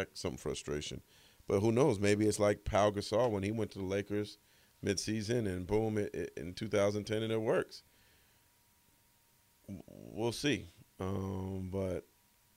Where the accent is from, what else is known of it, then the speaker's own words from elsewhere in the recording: Bay Area, California, United States; I grew up in the Bay Area. You know, my family ties are here